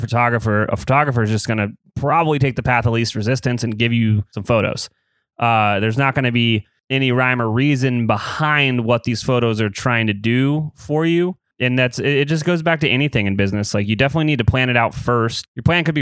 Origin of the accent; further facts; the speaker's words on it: Columbus, Ohio, United States; I grew up here in Columbus, Ohio